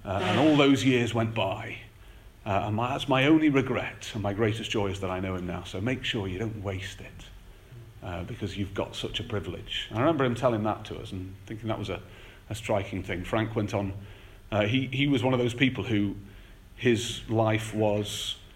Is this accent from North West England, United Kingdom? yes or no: yes; the Wirral, North West England, United Kingdom; now in North Finchley, United Kingdom; I grew up on the Wirral